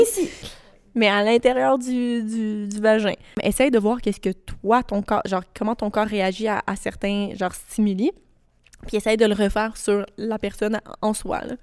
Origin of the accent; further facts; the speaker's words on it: rural Quebec, Canada; Quand j'étais au secondaire, euh, je venais d'une petite campagne du Québec